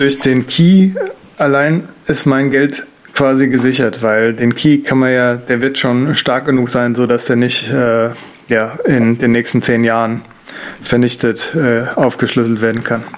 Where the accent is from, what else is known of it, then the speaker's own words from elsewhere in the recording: Germany; als Deutscher